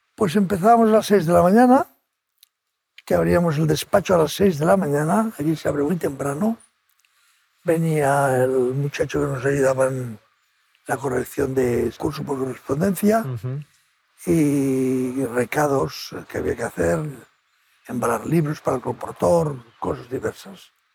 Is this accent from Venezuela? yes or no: no; Spain; soy de España